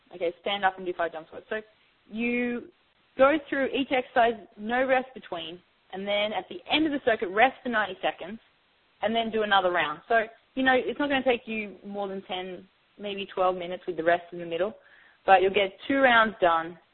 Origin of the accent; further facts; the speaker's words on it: Australia; now in New York, United States; originally I'm from Australia